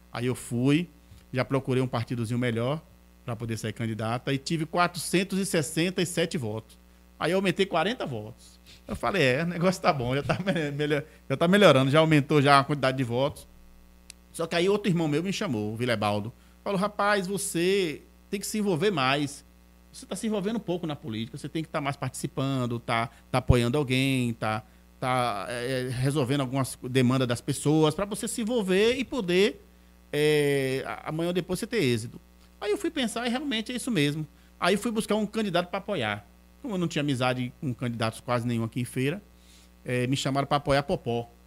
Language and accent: Portuguese; Feira de Santana, Bahia, Brazil; nasci aqui em Feira mas ela veio morar aqui e moramos ali na Rua Nova, muitos anos na Rua Nova, desde quando eu nasci, naquele bairro.